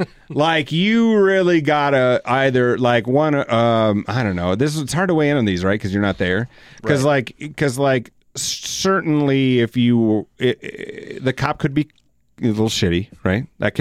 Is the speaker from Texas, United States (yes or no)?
no; Elsinore, California, United States; I grew up in Elsinore, so I don't have to go back that far.